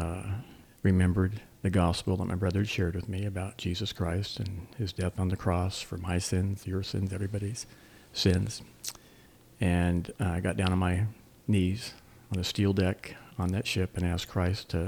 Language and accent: English; Montara, California, United States; also born or lived in Greenville, South Carolina; now in Alamance County, United States; I grew up in the San Francisco Bay Area, a little town called Monterra, unincorporated, just right on the beach, about 20 miles south of the city